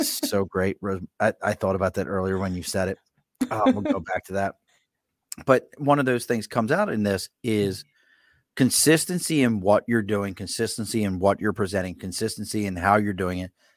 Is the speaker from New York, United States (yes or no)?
no; Baltimore, Maryland, United States; accent: Baltimore accent; now in Albany, United States; I'm originally from Baltimore, Maryland